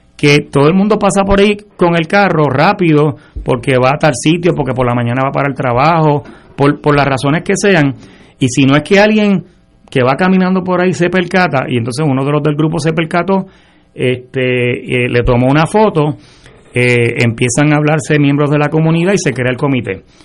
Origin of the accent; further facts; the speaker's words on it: San Juan, Puerto Rico; yo me crié en University Garden, mi papá y mi mamá compraron allí en el 62